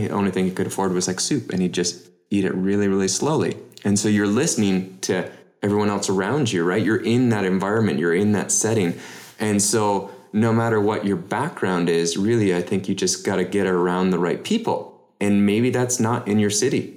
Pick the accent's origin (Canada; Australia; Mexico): Canada; as a Canadian